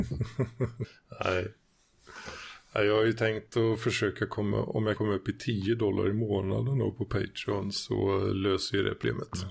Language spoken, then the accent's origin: Swedish; Västergötland, Västra Götaland, Sweden